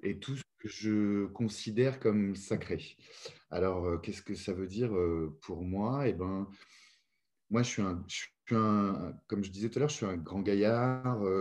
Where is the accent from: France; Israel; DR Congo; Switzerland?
France; Paris, Île-de-France; moved away as an adult; now in Lyon, France; J'ai habité pendant plus de 42 ans à Paris. Et j'en étais très content. Je suis né euh, là-bas, j'ai grandi là-bas